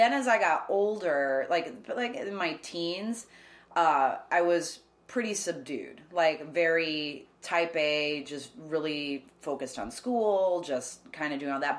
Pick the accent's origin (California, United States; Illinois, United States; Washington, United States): Illinois, United States; Chicago suburbs; moved away as an adult; also born or lived in Oklahoma; Born in Chicago. Lived there for like the first 3-4 years of my life. And then my parents moved us to the suburbs where they still live. They're like 45 minutes outside the city